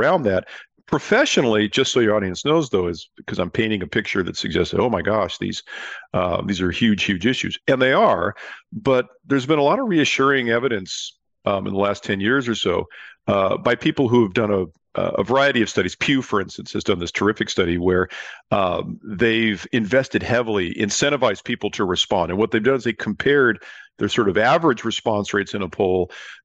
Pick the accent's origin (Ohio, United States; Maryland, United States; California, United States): California, United States; I'm from California